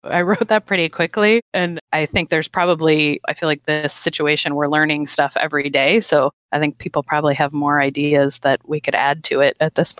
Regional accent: Minnesota, United States; I'm from Minnesota.

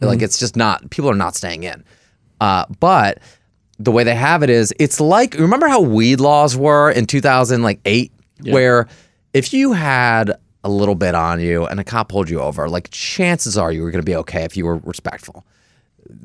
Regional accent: Detroit, Michigan, United States; moved away as an adult; now in Philadelphia, United States; I grew up in Detroit.

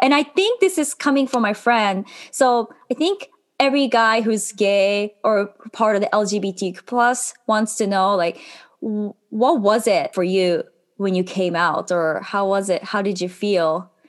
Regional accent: Japan; So I was born in Japan and was raised in Japan.

